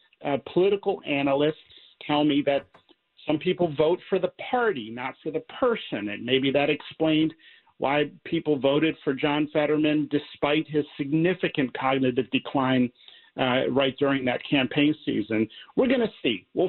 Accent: Pennsylvania, United States; I'm from Pennsylvania

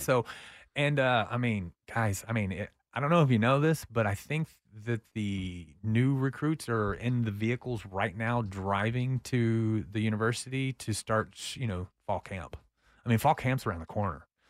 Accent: Austin, Texas, United States; I'm a Northie

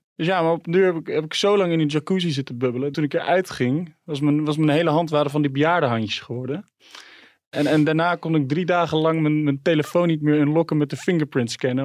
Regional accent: Middelburg, Zeeland, Netherlands; moved away as an adult; Ik kom uit Middelburg

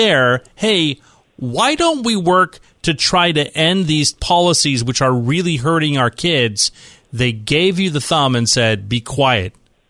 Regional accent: the Bay Area, California, United States; I'm from the Bay Area, and I saw my hometown melting all around because of terrible COVID policies.

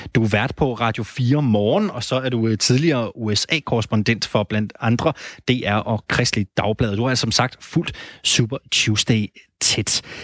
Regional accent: Randers, Central Denmark Region, Denmark; Jeg kommer fra Randers

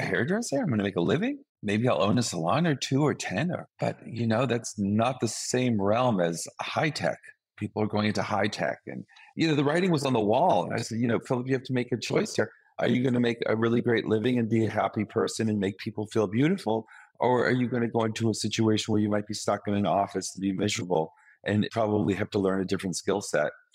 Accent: Boston, Massachusetts, United States; moved away; my hometown of Boston

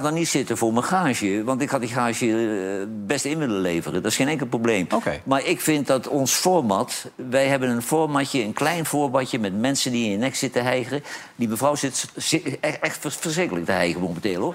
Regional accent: Netherlands; als Nederlander

